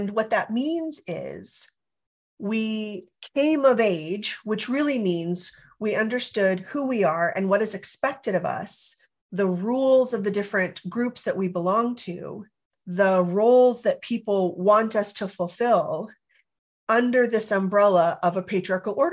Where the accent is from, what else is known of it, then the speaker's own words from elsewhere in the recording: California, United States; I grew up in California